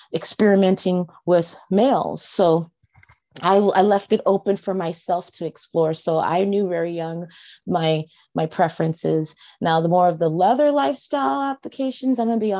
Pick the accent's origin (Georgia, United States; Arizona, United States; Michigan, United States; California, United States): California, United States; Los Angeles; I was born in the West Hollywood, LA area. I was raised in the sub area of Hollywood